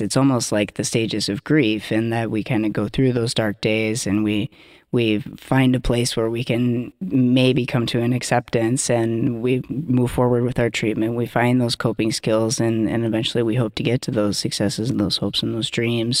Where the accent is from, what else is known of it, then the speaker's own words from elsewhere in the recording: Iowa, United States; also born or lived in Twin Cities, Minnesota; now in Minneapolis, United States; I'm originally from Iowa, but have been living here in the Twin Cities since two thousand one